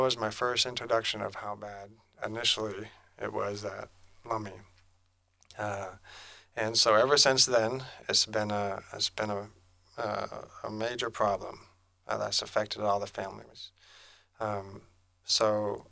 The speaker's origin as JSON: {"language": "English", "area": "Lummi", "region": "Washington", "country": "United States", "said": "I'm from Lemming"}